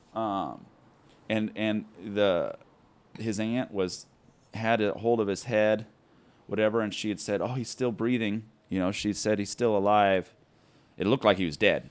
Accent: Mesa, Arizona, United States; I'm from here, right here, Mesa, Arizona. Born and raised

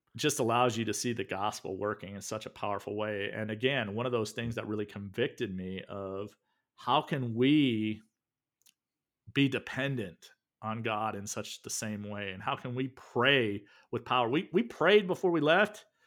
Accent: the South, United States; moved away; also born or lived in the North; I grew up in the South, grits was like the thing

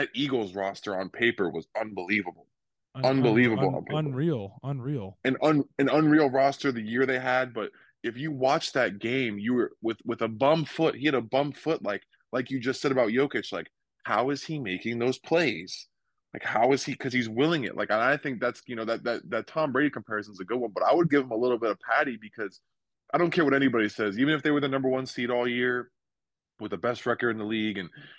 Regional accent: Serbia; English is a second language; growing up in Serbia, you know, they, or any European country, you know, they kind of teach

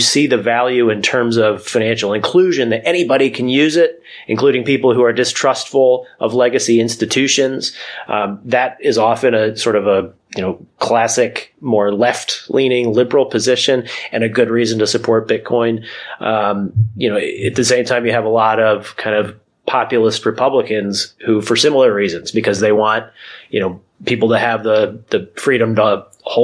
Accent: United States; moved away as an adult; now in Washington, D.C. suburbs, United States; I grew up in the New York, New Jersey area here in the States, and now I live in the suburbs outside Washington, D.C.

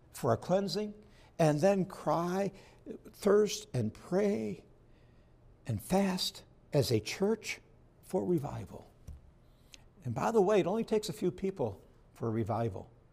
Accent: Perry, New York, United States; I grew up in Perry, New York, which is not too far from Houghton, New York

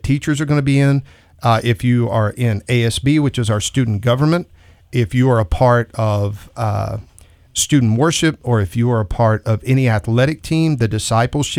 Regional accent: Texas, United States; now in Idaho Falls, United States; I'm from Texas

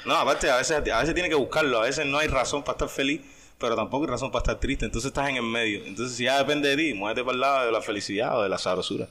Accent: Cuba; de Cuba

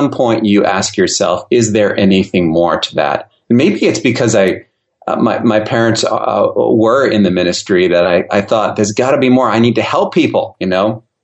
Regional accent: Austria; also born or lived in Germany; I grew up overseas. I grew up in Europe, Austria, and Germany. Uh, my parents were in the ministry, so we moved a lot.

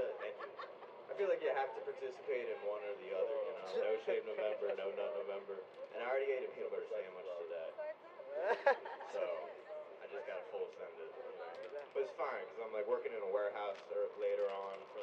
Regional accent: Baltimore, Maryland, United States; from Baltimore

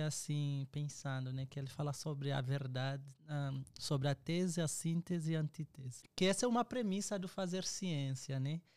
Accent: Angola; moved away as an adult; now in Brazil; eu sou angolano, estou uh, ah, aqui no Brasil já desde 2014

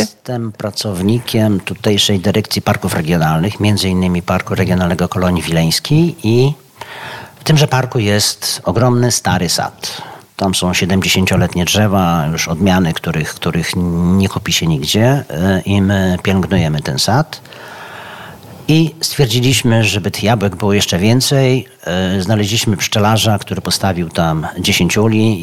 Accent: Bartoszyce, Warmian-Masurian Voivodeship, Poland; moved away as an adult; now in Vilnius, Lithuania; ja się urodziłem w Bartoszycach

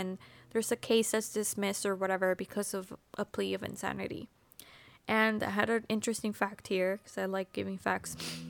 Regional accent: Texas, United States; moved away; I know, I'm from Texas

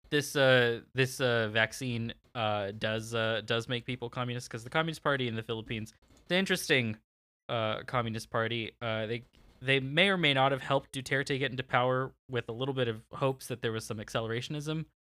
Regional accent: California, United States; my hometown in California

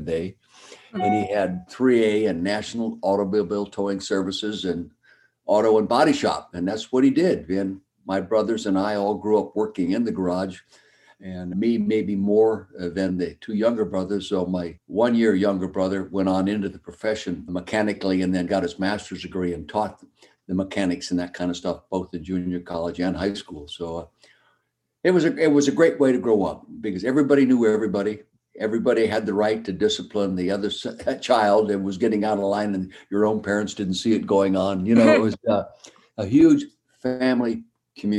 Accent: Calistoga, California, United States; moved away as an adult; also born or lived in Philadelphia; I grew up in the Napa Valley, a little town called Calistoga

